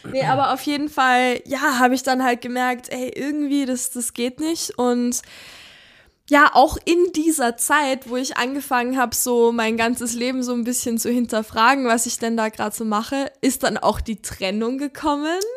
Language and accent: German; Upper Austria, Austria; also wo ich herkomme, ähm, da bin ich aufgewachsen, so ein ganz kleines Dörfchen ähm, in Oberösterreich.